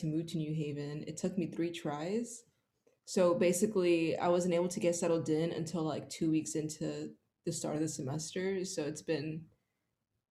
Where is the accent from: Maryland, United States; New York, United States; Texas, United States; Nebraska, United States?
Texas, United States; Houston; So I am born and raised from Houston, Texas